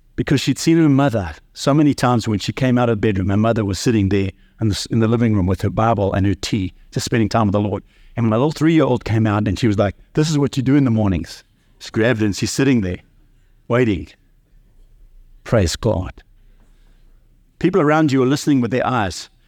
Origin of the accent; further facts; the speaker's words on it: South Africa; I grew up in South Africa under apartheid.